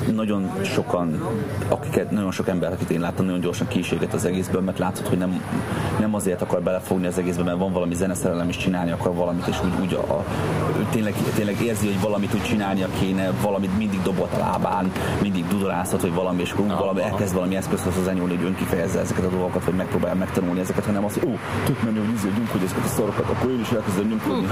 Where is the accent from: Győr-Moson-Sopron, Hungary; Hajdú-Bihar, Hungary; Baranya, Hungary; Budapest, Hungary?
Hajdú-Bihar, Hungary; Debrecen; Új kertben nőttem fel egyébként a Füredin.